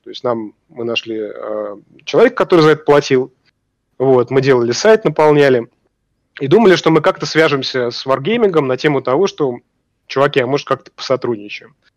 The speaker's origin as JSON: {"language": "Russian", "country": "Russia", "said": "мы из России"}